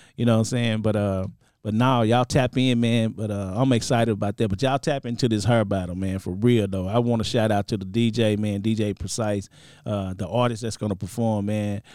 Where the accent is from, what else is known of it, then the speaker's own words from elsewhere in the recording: Dallas, Texas, United States; I'm from Dallas. I got a school in Dallas, Barber College.